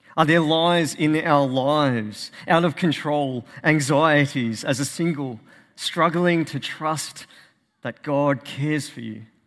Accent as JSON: {"language": "English", "country": "Australia", "said": "As an Australian"}